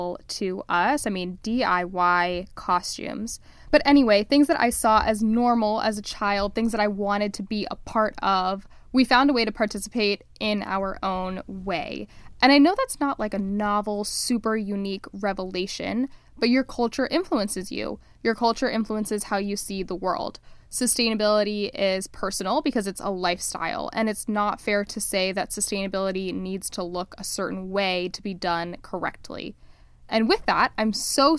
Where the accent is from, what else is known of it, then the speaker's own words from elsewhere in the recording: Miami, Florida, United States; moved away; I'm Cuban. I grew up in Miami, Florida. I'm first generation American